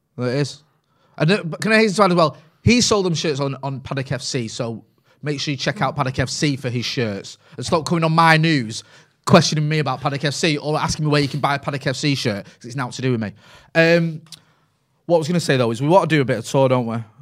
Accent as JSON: {"language": "English", "area": "Greater Manchester", "region": "North West England", "country": "United Kingdom", "tie": "born or raised there", "accent": "Mancunian"}